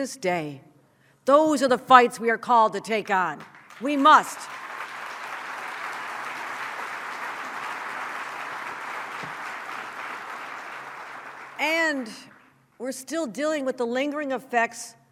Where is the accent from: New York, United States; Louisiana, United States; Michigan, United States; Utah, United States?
New York, United States; Buffalo; my hometown of Buffalo